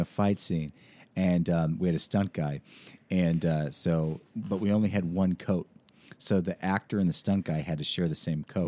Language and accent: English; Washington, United States; moved away; I'm from Washington State